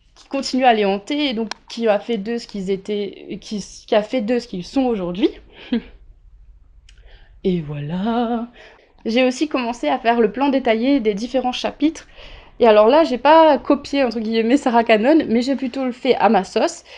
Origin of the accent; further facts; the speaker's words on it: Réunion; also born or lived in Grenoble / England / Toulouse; Je viens de l'île de la Réunion. Je suis née, j'ai grandi et je vis actuellement sur l'île de la Réunion